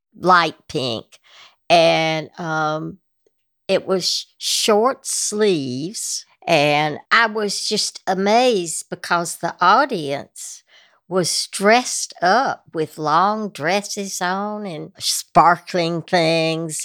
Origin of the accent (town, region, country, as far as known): North Carolina, United States; accent: Southern